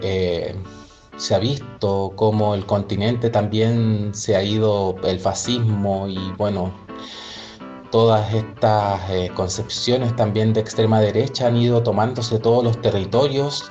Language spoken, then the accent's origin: Spanish; Chile; Soy chilena